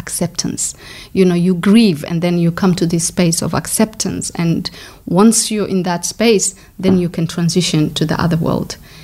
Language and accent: English; Coast, Kenya; moved away as an adult; also born or lived in Somalia / Brighton, Australia; now in Australia; I grew up in Kenya, so I'm Somali